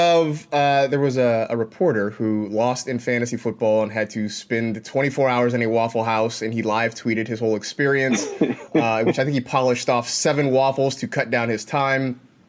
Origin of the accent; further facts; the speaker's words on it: California, United States; because, you know, I grew up in California and we don't have them.